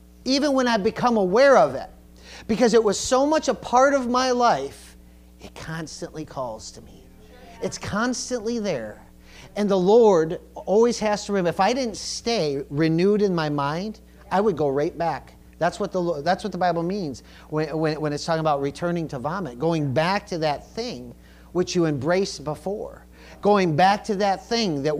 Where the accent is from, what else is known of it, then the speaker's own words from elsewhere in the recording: United States; we're American